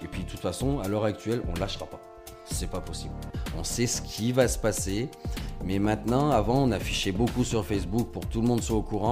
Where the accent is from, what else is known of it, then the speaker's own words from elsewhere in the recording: France; Nous, en tant que Français